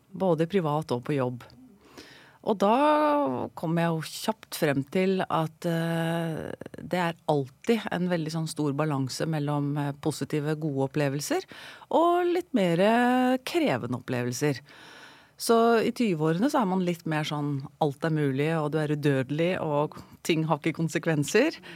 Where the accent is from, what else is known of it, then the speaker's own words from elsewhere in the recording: Sandefjord, Vestfold, Norway; Jeg er opprinnelig fra Sandefjord.